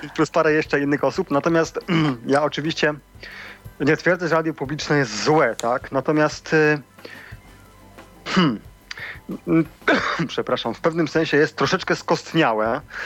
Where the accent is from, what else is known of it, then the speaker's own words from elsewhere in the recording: Siemianowice Śląskie, Silesian Voivodeship, Poland; pochodzę ze Śląska